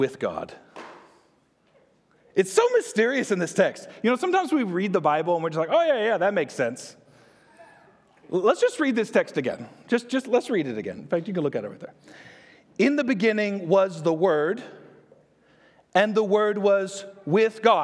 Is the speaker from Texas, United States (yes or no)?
yes; Texas, United States; I'm from Texas